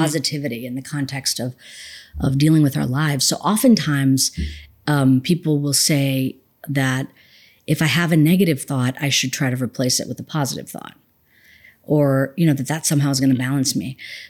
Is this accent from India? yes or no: yes; India; one of the dangers of being an Indian woman with the topic of meditation, people are like, oh, am I going to like start levitating or something?